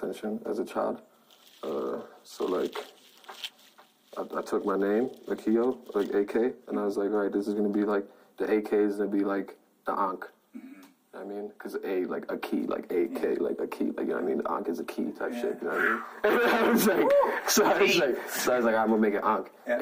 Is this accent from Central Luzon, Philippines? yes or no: no; Manila, Metro Manila, Philippines; also born or lived in New York, United States; I grew up in Manila, Philippines